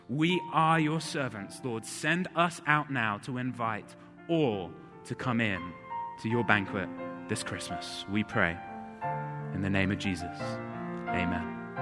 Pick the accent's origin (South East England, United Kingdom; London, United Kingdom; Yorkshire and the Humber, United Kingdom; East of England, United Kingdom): South East England, United Kingdom; High Wycombe; moved away; I grew up in England